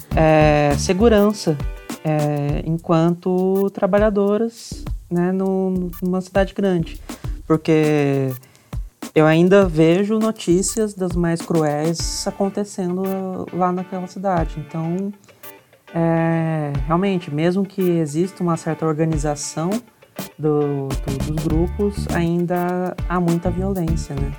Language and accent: Portuguese; interior of São Paulo, Brazil; moved away; eu sou de uma cidade interior de São Paulo em que é, eu nasci lá, já não moro há muitos anos